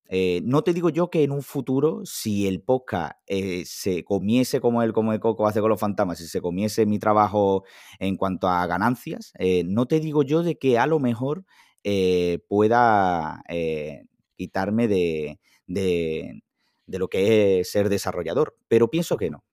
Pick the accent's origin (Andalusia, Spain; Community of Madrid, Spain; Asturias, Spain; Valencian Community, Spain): Andalusia, Spain; Huelva; nací un 7 de septiembre de 1993 en Huelva